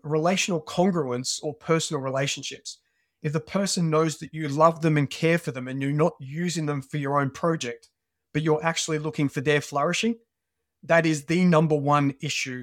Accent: Australia; moved away as an adult; now in United Kingdom; When I was a teenager, I grew up in Australia, as, uh, you can probably pick from my, uh, from my accent.

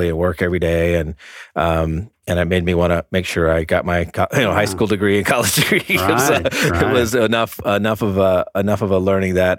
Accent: Orlando, Florida, United States; also born or lived in New Jersey; now in Atlanta, United States; I consider Florida a home, Orlando, predominantly, moved around the state quite a bit.

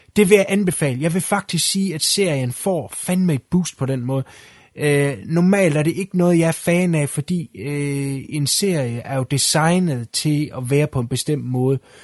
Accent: Denmark; jeg er dansker

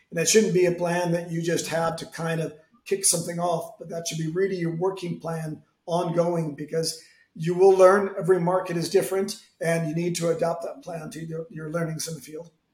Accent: San Francisco, California, United States; now in Madrid, Spain; I'm American from San Francisco with an Italian name, based in Madrid

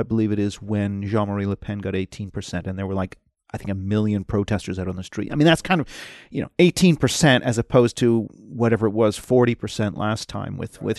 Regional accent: Tokyo, Japan; You know, I grew up 8 years in Tokyo. I mean, from being very young, like, you know, 2-3 up until about age 7, and then a second time, age 10 and 11. I went to an international school

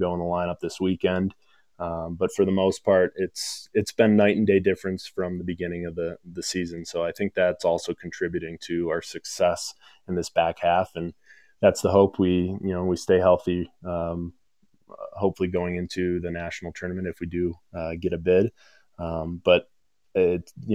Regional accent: Grand Rapids, Michigan, United States; I grew up in Grand Rapids

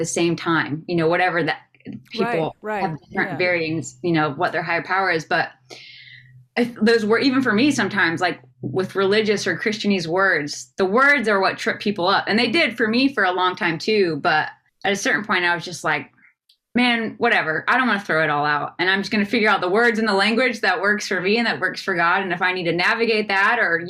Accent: the South, United States; growing up in the South and in the church

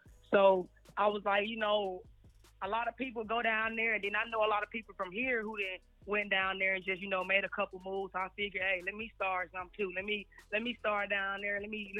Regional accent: Birmingham, Alabama, United States; now in Decatur, United States; I'm in Decatur, but I'm from Birmingham, 205.

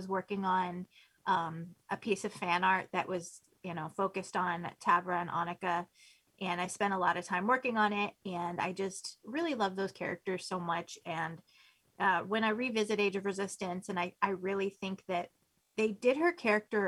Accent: United States; being an American

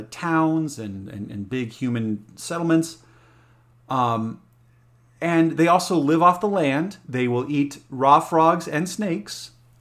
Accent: Alamosa, Colorado, United States; Well, I grew up in Colorado, there in Alamosa, the San Luis Valley.

